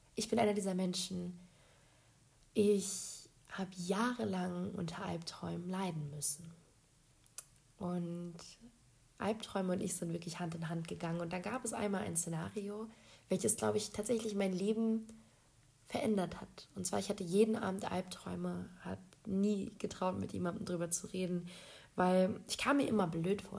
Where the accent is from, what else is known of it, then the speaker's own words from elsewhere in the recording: Berlin, Germany; moved away as an adult; now in Poland; ich bin eine geborene Berlinerin